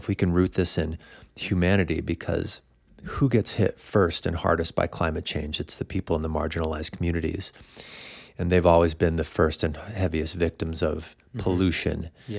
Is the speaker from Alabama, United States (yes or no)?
no; Illinois, United States; also born or lived in Indiana; now in Boulder, United States; From Illinois. I'm from Indiana.